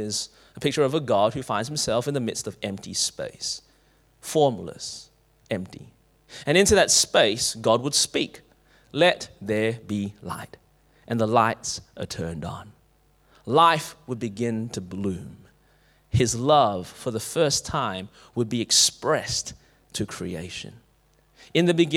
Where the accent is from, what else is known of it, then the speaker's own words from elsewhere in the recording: Clayton, Victoria, Australia; I grew up in Clayton